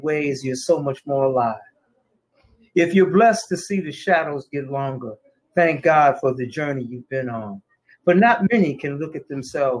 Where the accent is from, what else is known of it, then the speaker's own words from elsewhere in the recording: Detroit, Michigan, United States; I came out in 73. Mumford High School